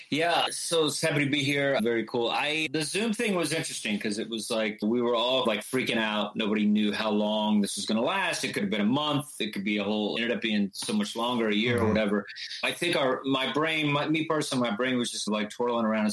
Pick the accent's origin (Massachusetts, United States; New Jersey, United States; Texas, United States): Texas, United States; moved away as an adult; also born or lived in Chile; now in New York City, United States; I was growing up in Texas